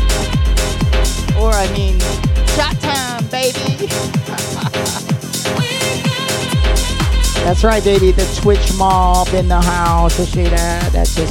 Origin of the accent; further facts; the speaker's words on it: Tampa, Florida, United States; In Tampa Bay, baby, my hometown. Born and raised.